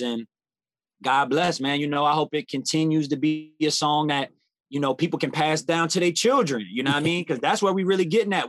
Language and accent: English; New Orleans, Louisiana, United States; born and raised in New Orleans